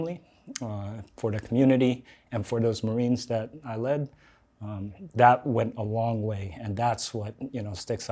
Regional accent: Lake Elsinore, California, United States; I'm from Lake Elsinore

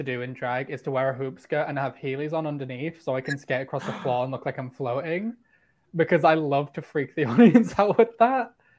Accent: United Kingdom; I can't help that I'm British.

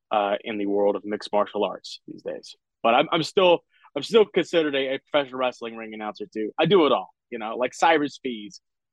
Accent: Lake Charles, Louisiana, United States; It was here in Lake Charles, Louisiana, my hometown.

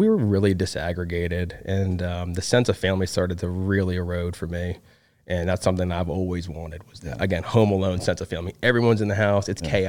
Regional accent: Hartford, Connecticut, United States; moved away; I'm originally from Hartford, Connecticut. Really? I'm up northeastern guy. I'm a Yankee. I still have family up there.

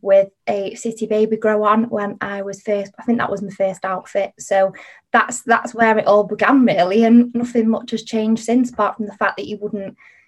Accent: Manchester, North West England, United Kingdom; I am from Manchester. I've always lived here, grown up here.

